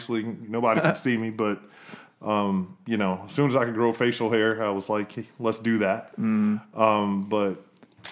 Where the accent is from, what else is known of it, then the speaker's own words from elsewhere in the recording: Hinesville, Georgia, United States; moved away as an adult; also born or lived in Miami, Florida / Virginia; I was raised in Hinesville, Georgia